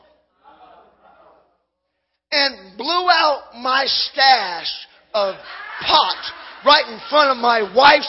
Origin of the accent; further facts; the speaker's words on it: Hawaii, United States; Hey, I grew up in Casey. I sat there. I ran around the church. When I was 22, I didn't get fully saved. I got half saved. I had a pot problem. Because when you come from Maui, come on, you have issues.